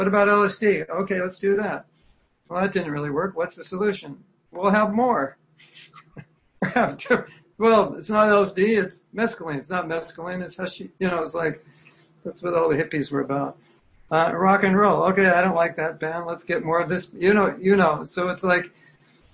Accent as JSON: {"language": "English", "region": "California", "country": "United States", "tie": "born or raised there", "also_born_or_lived": "Berkeley, California", "moved": "yes", "lives_now": "Florida, United States", "said": "I grew up in California"}